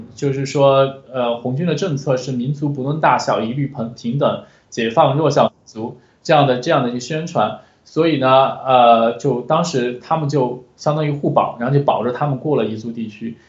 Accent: Huili, Sichuan, China; 我老家就会理县嘛，其实我们这个地方还是汉族人口居多的

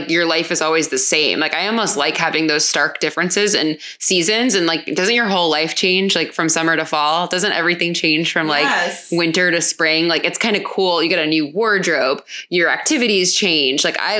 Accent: Hollywood, Florida, United States; moved away as an adult; also born or lived in New York City; I grew up in a beach town and there wasn't a whole lot going on. What town? Hollywood, Florida.

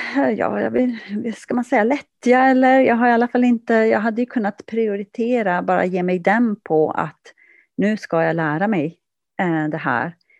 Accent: Kiruna, Norrbotten County, Sweden; also born or lived in Kurkkio; jag växte upp i centrala Kiruna

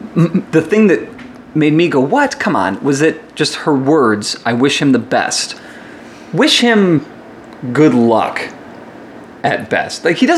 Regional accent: South Suburbs of Chicago, Illinois, United States; also born or lived in Las Vegas; now in Chicago, United States; So I grew up in the South Suburbs, and when I moved to Las Vegas for college

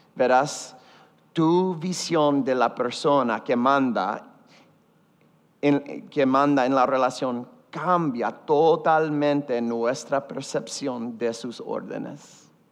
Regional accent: Houston, Texas, United States; yo crecí en Houston, Texas, ustedes saben, en una familia decididamente católica

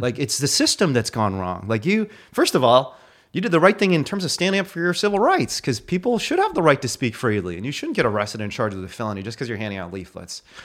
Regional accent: Indiana, United States; My dog growing up was the only reason I made it through growing up in Indiana

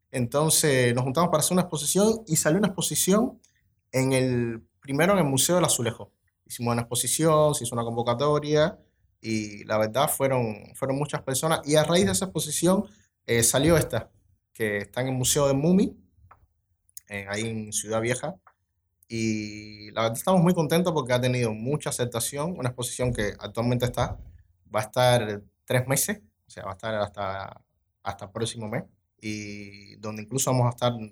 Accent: Treinta y Tres, Uruguay; Y no, yo soy de 33, o sea, es como que casi todo el mundo es del interior.

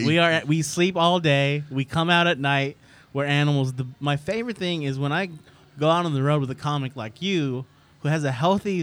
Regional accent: New York, United States; we're from New York.

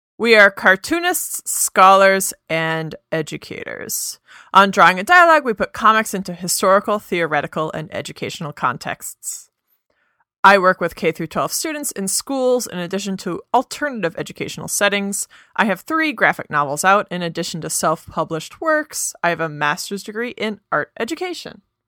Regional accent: United States; we are both American

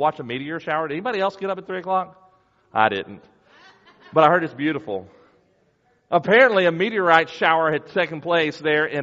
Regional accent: United States; as American Christians

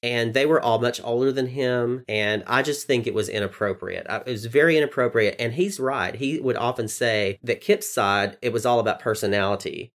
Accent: the South, Southern United States, United States; accent: southern; There's my southern accent

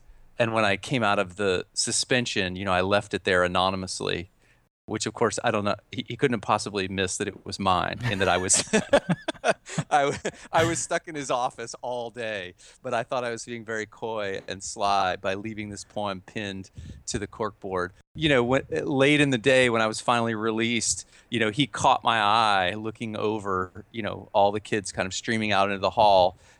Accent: Georgia, United States; I grew up in North Georgia, in a place called Forsyth County, north of Atlanta

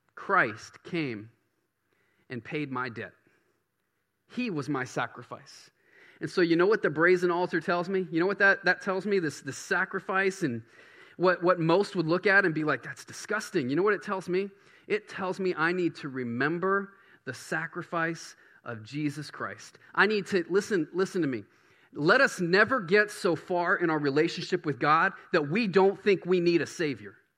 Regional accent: Baton Rouge, Louisiana, United States; now in Bangor, United States; I grew up in Baton Rouge

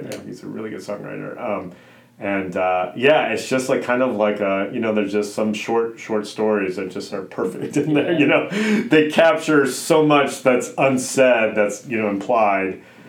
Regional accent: Indianapolis, Indiana, United States; I grew up in Indianapolis, my hometown.

